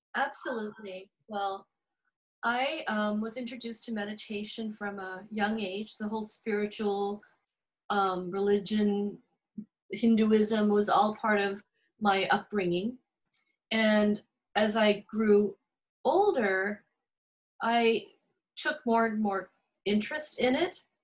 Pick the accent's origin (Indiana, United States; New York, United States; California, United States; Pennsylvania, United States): California, United States; accent: Valley girl; also born or lived in Encinitas, California; my heritage is Indian. Um, I was born in California, so I'm really a Valley girl.